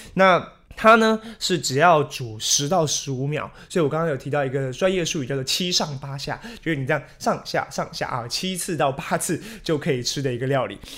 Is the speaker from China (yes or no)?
no; Taiwan; 比较脱离我们台湾人的口味了